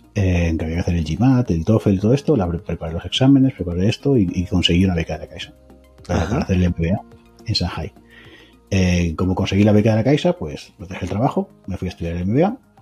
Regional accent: Mallorca, Balearic Islands, Spain; moved away; also born or lived in Galicia / Extremadura / China; Mi familia procede de Extremadura. Yo nací en Mallorca.

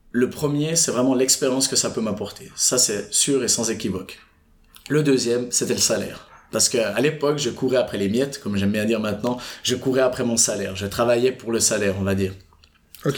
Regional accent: Fribourg, Switzerland; j'habite et j'ai grandi pendant toute mon enfance à Fribourg

